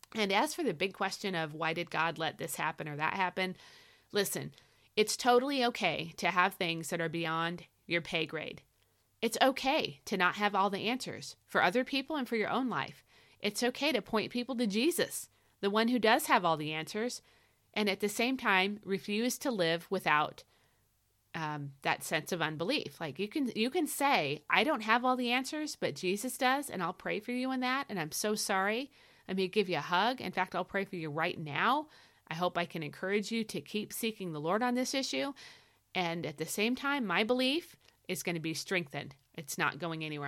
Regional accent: United States; I'm an American

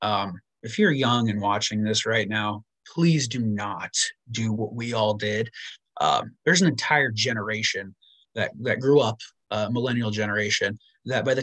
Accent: Des Moines, Iowa, United States; moved away; also born or lived in Omaha; I grew up in the Midwest in Iowa, in Des Moines, South Side

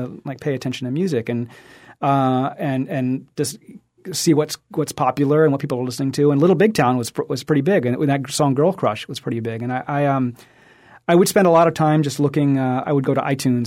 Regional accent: Alabama, United States; also born or lived in Birmingham, Alabama; I'm from Alabama, and in the South there's Piggly Wigglies everywhere, and I worked at Piggly Wiggly

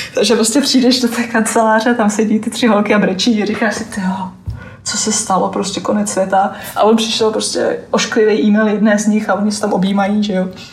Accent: Czechia; now in Oman; odkud jsem, tak jsem říkal, že z Česka

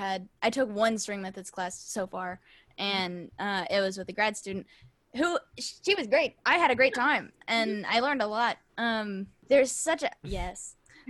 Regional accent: Texas, United States; growing up in Texas, it's like there's an orchestra every like 100 schools or something

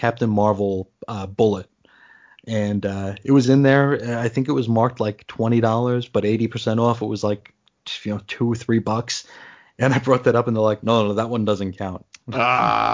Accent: New York, United States; now in Arizona, United States; I grew up in New York

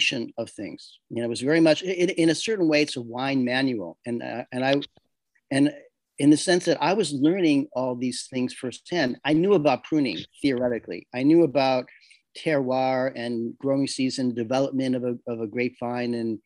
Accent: Chicago, Illinois, United States; also born or lived in New York City, United States; now in Castiglione Falletto, Italy; Being a New Yorker, I was born in Chicago. I lived most of my adult life in New York City

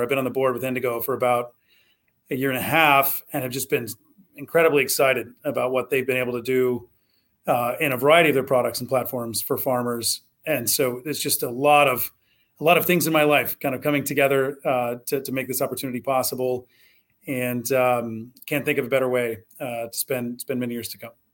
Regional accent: Southwest Ohio, United States; also born or lived in Kentucky; I grew up in Southwest Ohio.

